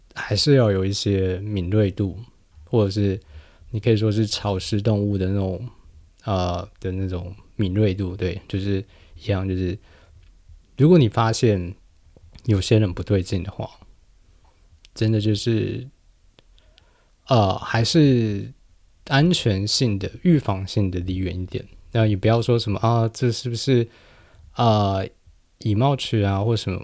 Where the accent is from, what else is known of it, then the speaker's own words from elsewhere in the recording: New Taipei, Taiwan; first language Chinese; 我是在新北长大